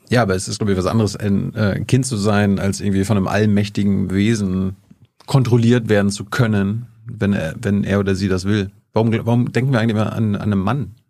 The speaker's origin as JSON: {"language": "German", "region": "East Germany", "country": "Germany"}